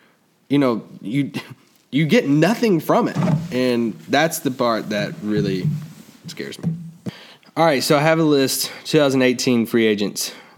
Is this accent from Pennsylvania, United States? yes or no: no; Kentucky, United States; I'm from Kentucky.